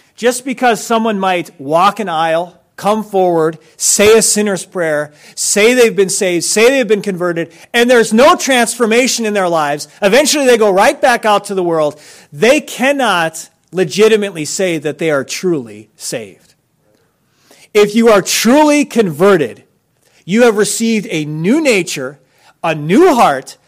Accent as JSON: {"language": "English", "country": "United States"}